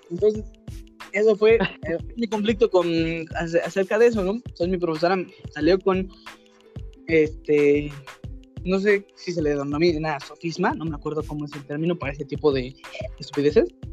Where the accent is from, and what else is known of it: Mexico